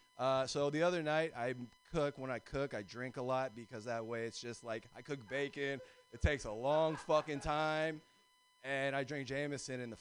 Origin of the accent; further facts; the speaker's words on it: Alameda, California, United States; I grew up in Alameda